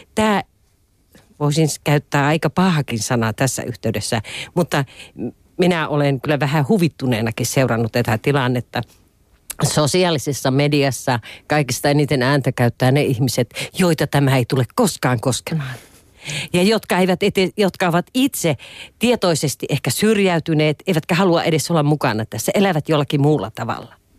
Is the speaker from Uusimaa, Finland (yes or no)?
no; Lapland, Finland; tuolla maaseudulla, josta itse olen kotoisin Lapista